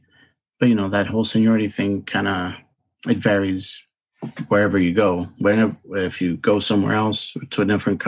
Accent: Maryland, United States; also born or lived in Santo Domingo, Dominican Republic / Tampa, Florida; I was born in Santo Domingo, Dominican Republic, and came to the United States when I was 6 years old, and lived in Maryland actually for about 22 and a half years

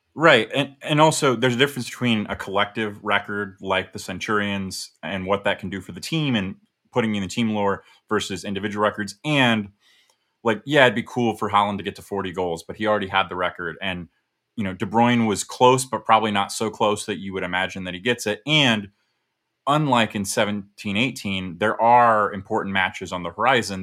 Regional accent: United States; as an American

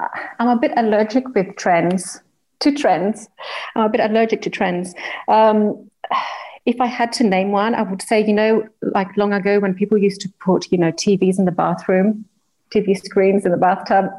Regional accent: Greece; moved away; also born or lived in Australia; I was born in Australia and grew up in Greece. My parents are Greek

